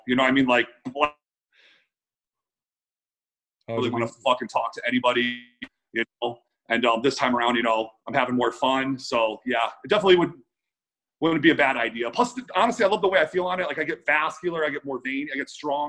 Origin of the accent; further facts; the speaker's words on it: Cleveland, Ohio, United States; now in Las Vegas, United States; Cleveland, Ohio.